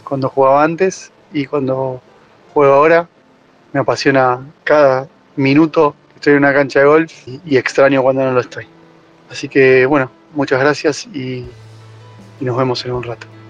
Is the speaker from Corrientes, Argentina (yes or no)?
no; Buenos Aires Province, Argentina; soy de RAN en la provincia de Buenos Aires